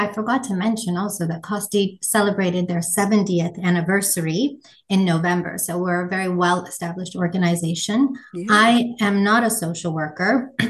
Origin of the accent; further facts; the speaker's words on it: Toronto, Ontario, Canada; moved away; also born or lived in New York; I'm from Toronto originally.